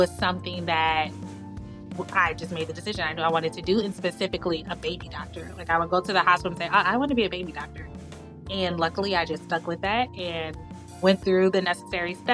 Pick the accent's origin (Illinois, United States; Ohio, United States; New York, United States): Illinois, United States; Chicago; also born or lived in Washington, D.C. area; I was born in Chicago, raised near Chicago